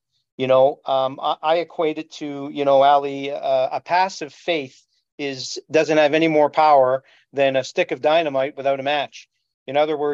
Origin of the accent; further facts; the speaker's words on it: Montreal, Quebec, Canada; moved away as an adult; now in Toronto, Canada; I was born in Montreal and grew up in suburban LaSalle, just outside of Montreal.